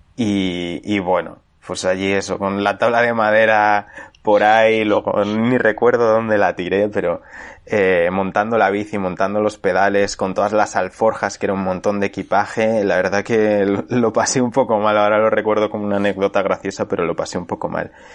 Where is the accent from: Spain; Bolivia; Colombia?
Spain; moved away as an adult; also born or lived in London, United Kingdom; yo que había vivido toda la vida en mi pueblo de 500 habitantes